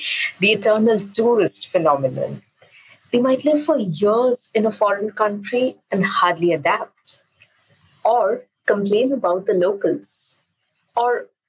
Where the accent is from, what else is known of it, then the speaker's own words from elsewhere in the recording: Durgapur, West Bengal, India; first language English and Bengali; moved away; I am from Durgapur, the small town in eastern India. And I grew up having two first languages, English and Bengali.